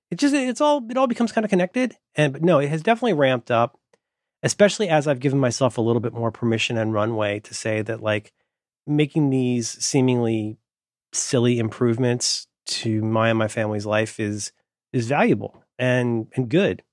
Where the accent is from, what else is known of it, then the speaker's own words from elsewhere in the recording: Florida, United States; now in San Francisco, United States; I grew up in Florida.